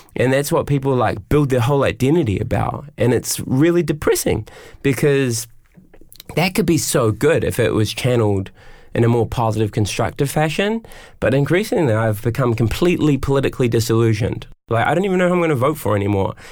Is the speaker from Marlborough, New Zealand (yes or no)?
no; Auckland, New Zealand; I grew up in West Auckland